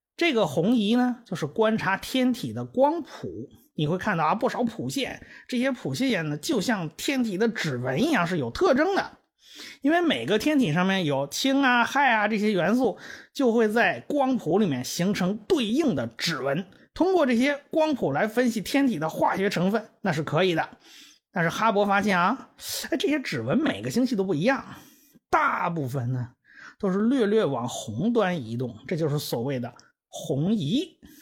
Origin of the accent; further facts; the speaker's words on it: China; 这是我们中国人的命名